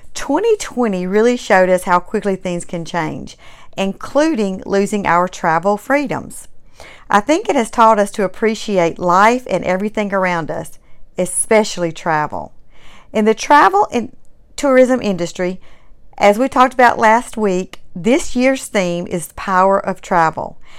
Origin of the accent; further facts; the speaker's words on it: Mississippi, United States; also born or lived in Alabama; I was born and raised in Mississippi.